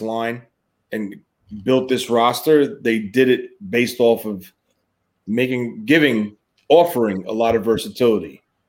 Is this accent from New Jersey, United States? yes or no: yes; New Jersey, United States; I'm from Jersey.